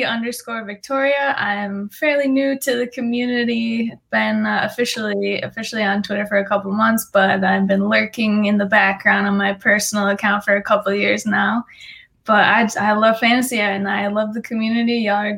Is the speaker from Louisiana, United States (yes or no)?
no; Buffalo, New York, United States; moved away; I was born and raised in Buffalo, New York, in a little suburb right outside of it. No longer reside there because of the horrible winters.